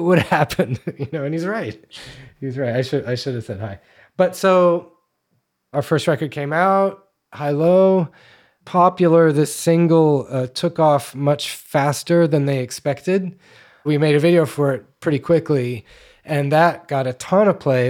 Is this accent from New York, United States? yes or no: yes; New York City, New York, United States; I grew up in Manhattan